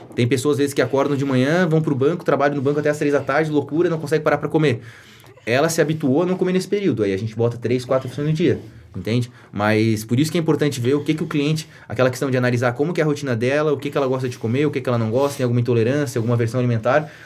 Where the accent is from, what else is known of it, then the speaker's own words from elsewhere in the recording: Atalanta, Santa Catarina, Brazil; eu nasci e cresci em Atalanta